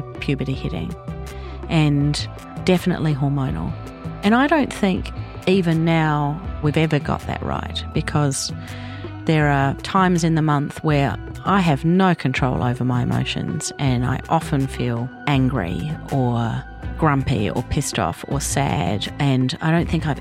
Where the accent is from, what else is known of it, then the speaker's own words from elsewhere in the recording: Australia; moved away as an adult; now in New Zealand; I was born in Australia and moved to New Zealand with my Kiwi husband when our son was about three